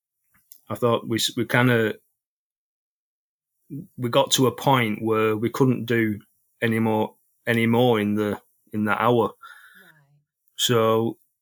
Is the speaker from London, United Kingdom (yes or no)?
no; Bolton, North West England, United Kingdom; I'm 42 from Bolton